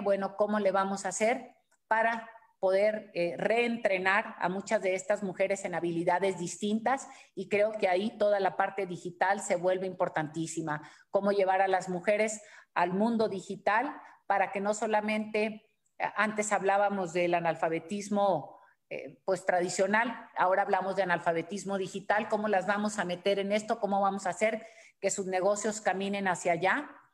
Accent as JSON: {"language": "Spanish", "country": "Mexico"}